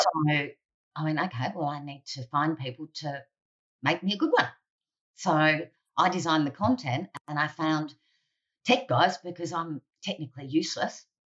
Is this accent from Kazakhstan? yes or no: no; Central Coast, north of Sydney, New South Wales, Australia; I grew up on the Central Coast, north of Sydney